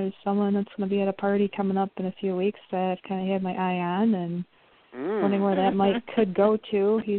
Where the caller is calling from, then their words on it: Wisconsin, United States; I'm calling from Wisconsin.